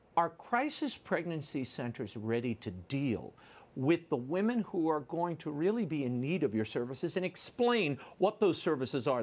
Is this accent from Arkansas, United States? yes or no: no; Louisiana, United States; my home state